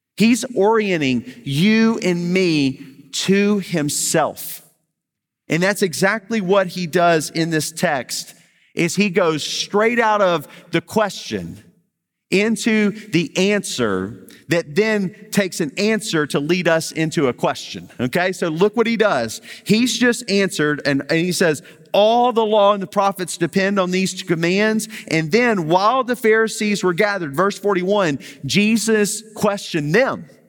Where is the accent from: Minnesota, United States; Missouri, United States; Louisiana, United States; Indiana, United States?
Louisiana, United States; Baton Rouge; I'm from Baton Rouge